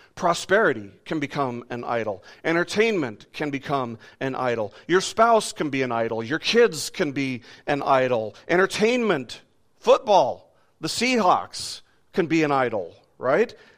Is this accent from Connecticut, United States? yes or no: no; Las Vegas, Nevada, United States; I was growing up in Las Vegas